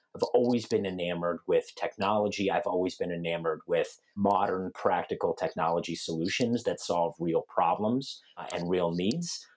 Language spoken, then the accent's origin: English; Denver, Colorado, United States; also born or lived in North Carolina / Seattle; I grew up in Denver, Colorado, which is where I'm talking to you guys from um, today